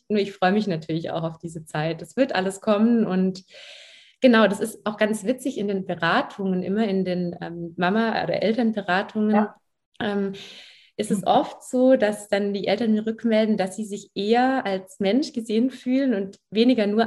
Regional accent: Baden-Württemberg, Germany; Ja, ich bin aufgewachsen am Bodensee tatsächlich, also in der Nähe von Ravensburg.

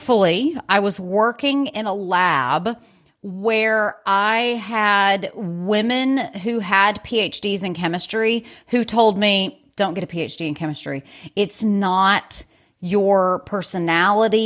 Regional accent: Birmingham, Alabama, United States; moved away as an adult; also born or lived in California; I'm originally from Birmingham, Alabama

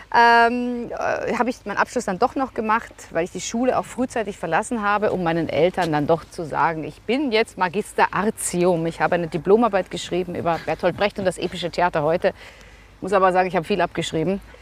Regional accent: Vienna, Austria; moved away as an adult; now in Recklinghausen, Germany; Ich bin Wienerin, waschechte Wienerin, in Wien geboren

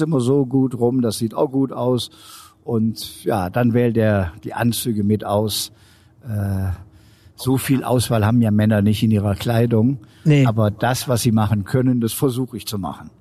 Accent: Aachen, North Rhine-Westphalia, Germany; also born or lived in Munich; In Aachen, wo ich zu Hause bin

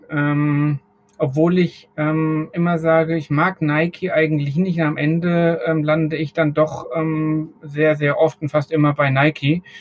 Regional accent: Bavaria, Germany; Als, als Franke ist man ja

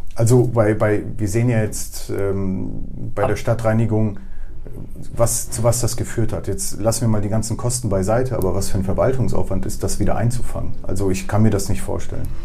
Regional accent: Bremen, Germany; also born or lived in Poland; einerseits komme ich aus Polen bin aber hier komplett sozialisiert, also ich habe keine polnische Schule besucht.

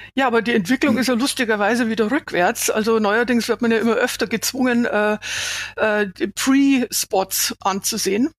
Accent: Bavaria, Germany; ich habe meine Klangfarbe, solange die Leute mich verstehen, ist es gut, kann jeder wissen, dass ich aus ja. Bayern komme

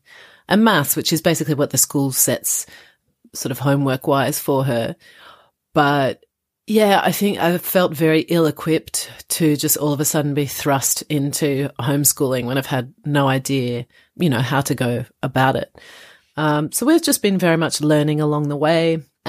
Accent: Australia; also born or lived in France; now in London, United Kingdom; I am Australian French and I currently live in Greater London

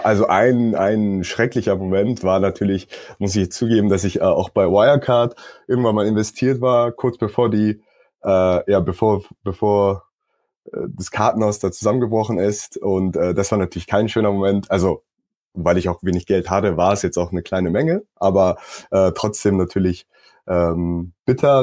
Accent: South Korea; also born or lived in Stockholm, Sweden; now in Berlin, Germany; ursprünglich komme ich aus Südkorea, äh, bin jetzt aber doch seit einigen Jahren in Deutschland

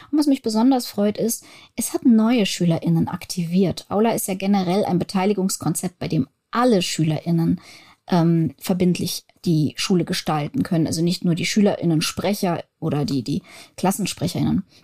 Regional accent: Germany; Ich bin, ich, ich wohne in Deutschland, ich bin Deutsche.

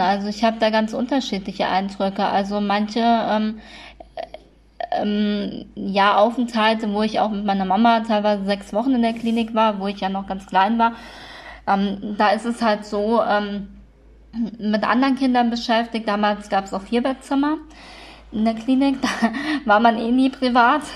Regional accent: Kassel, Hesse, Germany; in Kassel ist das ja so, naja, ist halt eine, eine sehr schöne Stadt, ähm, auch wenn wir nicht so viel Touristen haben

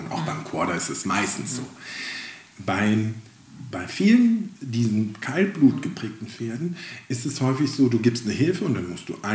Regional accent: Mecklenburg-Vorpommern, Germany; wir sind Mecklenburger, wir reden nicht so viel.

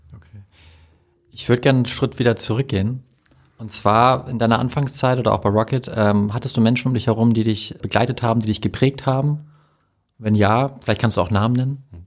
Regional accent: Hamburg, Germany; ich bin ein Hamburger Jung

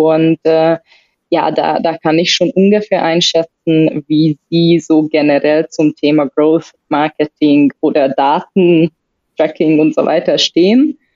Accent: Hungary; komme ursprünglich aus Ungarn, bin schon 30 plus, plus mit ein bisschen äh, Arbeitserfahrung

